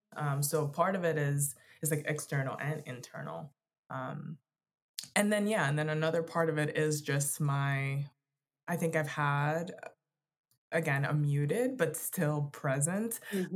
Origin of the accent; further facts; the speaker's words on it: Florida, United States; now in Denver, United States; we're from from Florida